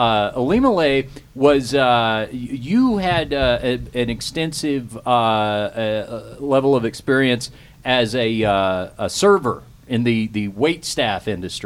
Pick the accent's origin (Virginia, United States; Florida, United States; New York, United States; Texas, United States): Texas, United States; Fort Worth; we had a Coco's when I was a kid growing up, and I'm from Fort Worth, Texas.